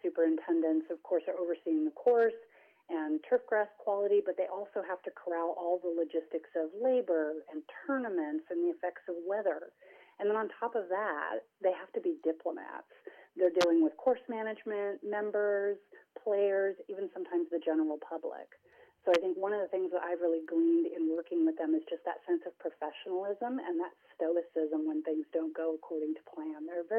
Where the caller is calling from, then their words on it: Boise, Idaho, United States; also born or lived in Oregon; I am calling from Boise, Idaho, where it is raining and we are in quarantine.